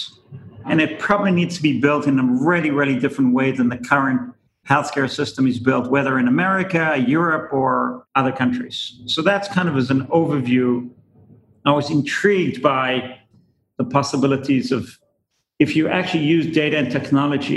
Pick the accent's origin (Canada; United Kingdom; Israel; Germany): Israel; moved away as an adult; now in United States; I'm originally from Israel. I came here about 20 years ago